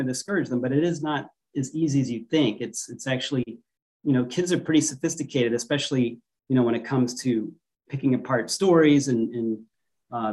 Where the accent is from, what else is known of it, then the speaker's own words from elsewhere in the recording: Florida, United States; moved away as an adult; also born or lived in Pennsylvania / North Carolina / Chicago / California; now in Hawaii, United States; Pennsylvania is where I was born, grew up in Florida